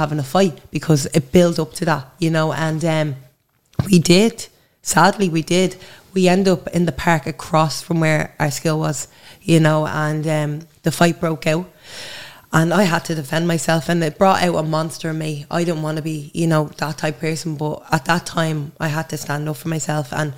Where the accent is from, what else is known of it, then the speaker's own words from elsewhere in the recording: Dublin, Leinster, Ireland; now in Drimnagh, Dublin, Ireland; I grew up in Blanchardstown. I'm living in Drimna now